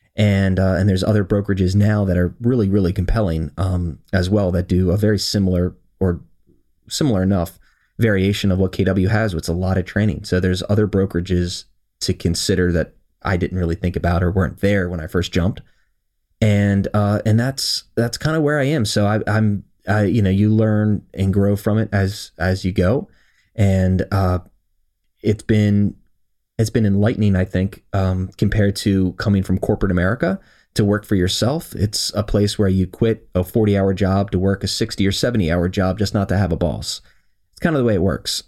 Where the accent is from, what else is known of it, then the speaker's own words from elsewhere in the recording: Howard County, Maryland, United States; I was born and raised here in Howard County, Maryland